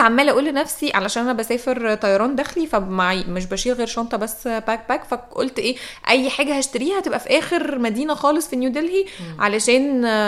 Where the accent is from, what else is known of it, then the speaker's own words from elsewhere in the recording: Egypt; قلت ايجيبت